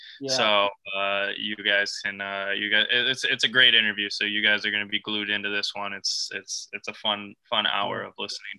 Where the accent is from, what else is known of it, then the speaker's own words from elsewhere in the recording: Detroit, Michigan, United States; I've got my hometown, my favorite team in the world, the Detroit Lions